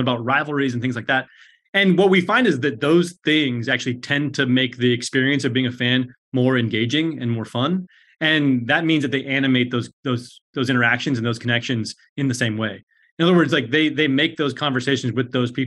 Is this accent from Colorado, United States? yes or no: yes; Colorado, United States; moved away; I'm from Colorado. My folks are still in Denver.